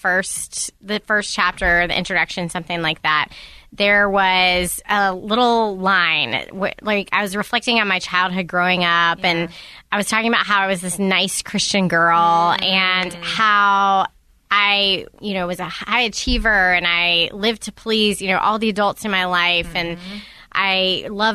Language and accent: English; the South, United States; I'm from the South